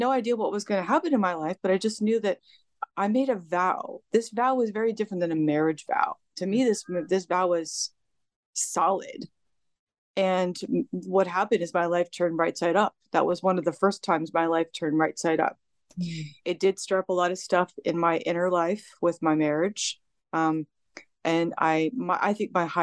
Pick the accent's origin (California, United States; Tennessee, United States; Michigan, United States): California, United States; I was born and raised in California.